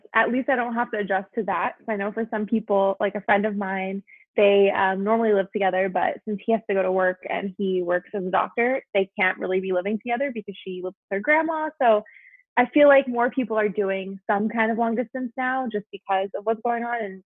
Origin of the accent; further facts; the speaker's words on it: Taiwan; moved away; also born or lived in New York, United States; And I was born here in New York, and then my family actually moved when I was 7 years old. So we moved to Taiwan, which is the first international move that we ever did.